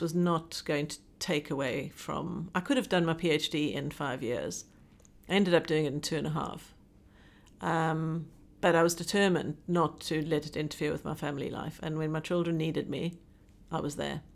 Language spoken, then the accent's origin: English; South Africa; moved away as an adult; now in Hong Kong; I'm South African born and an expatriate living in Hong Kong. I've, having lived, this is, oh, twenty-five and a half years now